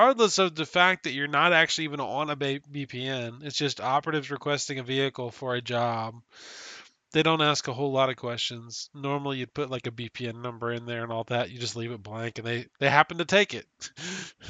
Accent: United States; I'm an American

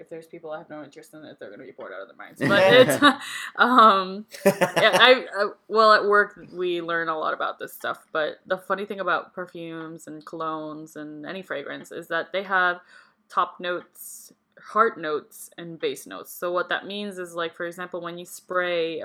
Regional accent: Puerto Rico; I was raised in Puerto Rico, where the history is mostly just about us

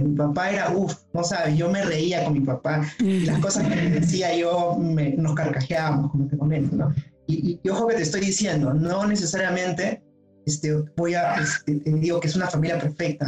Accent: Lima, Peru; estoy de Lima

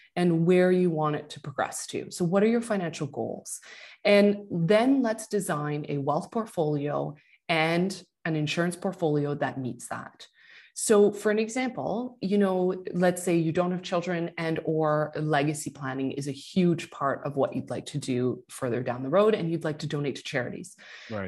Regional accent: Quebec, Canada; I'm from Quebec.

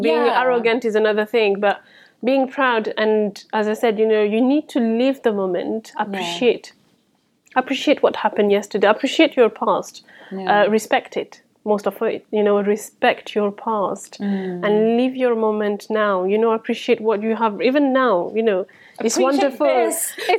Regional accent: France; English is a second language; moved away as an adult; So I moved here from France. I followed my ex-husband with my three children. And I couldn't speak a word of English.

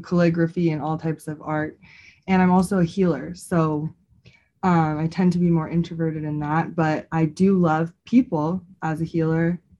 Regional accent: Bay Area, California, United States; moved away as an adult; now in Colorado, United States; I am originally from the Bay Area and I've lived in Colorado for I think six years

